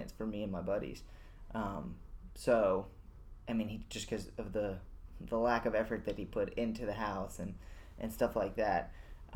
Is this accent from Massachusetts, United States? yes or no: no; Round Rock, Texas, United States; Matt and I have grown up together here in Austin. We grew up in North Austin in Round Rock